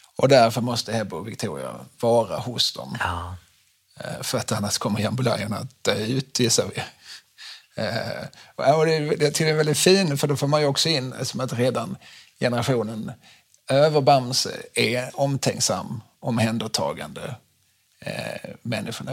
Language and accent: Swedish; Skåne, Sweden; min skånska bakgrund